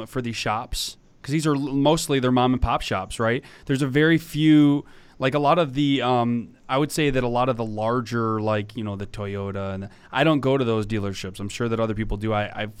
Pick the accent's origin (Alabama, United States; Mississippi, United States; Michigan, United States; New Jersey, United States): Michigan, United States; Detroit; I'm from Detroit, Michigan